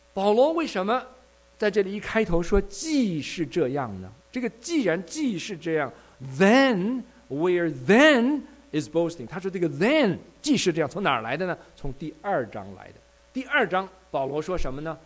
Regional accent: Taiwan; moved away as an adult; also born or lived in Shenyang, China; now in United States; 我是解放之前生在中国的沈阳，然后我父亲呢，就因为工作的缘故呢，我是我们家的大儿子，是我们家族中的长孙，因为工作的缘故，生下来五个月就把我带到了台湾。我，我，我妈，我爸，啊，我，啊，我们三个人一家，远离家人，啊，从大陆到了台湾。 那么我在台湾成长。后来念完了大学，当完了兵，又到了美国来，现在在美国待的时间比在台湾和大陆加起来还要， 还要长，啊，七零年代到这里来的

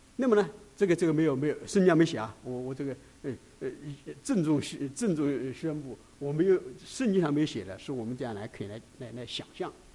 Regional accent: China; 为什么会集中到犹太人，而不是集中到我们中国人呢？

